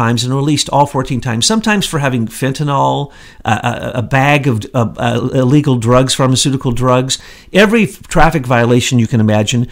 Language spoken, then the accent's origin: English; the Ozarks, United States; I'm from the Ozarks.